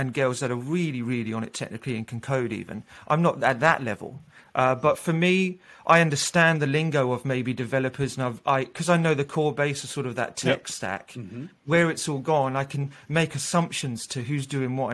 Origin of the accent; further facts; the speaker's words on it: Australia; also born or lived in London, United Kingdom; now in Amsterdam, Netherlands; I do identify as an English guy, but I'm Australian